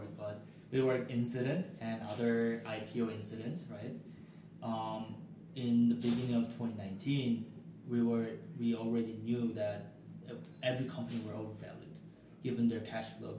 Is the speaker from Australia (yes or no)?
no; South Korea; now in United States; I'm from Korea